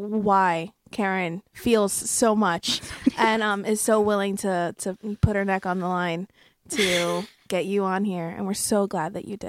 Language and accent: English; New York City, New York, United States; that even myself as a New Yorker for a majority of my life, like I've had the privilege to live in other areas, but I'm born and raised in New York.